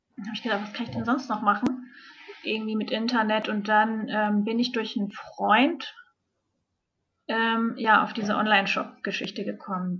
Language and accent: German; Hamburg, Germany; moved away; ich komme aus Hamburg ursprünglich